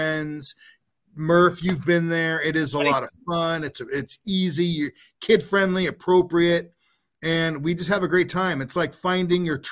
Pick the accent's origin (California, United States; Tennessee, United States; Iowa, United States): California, United States; Anaheim; also born or lived in Maryland / Santa Barbara, California; now in Thousand Oaks, United States; I grew up in Anaheim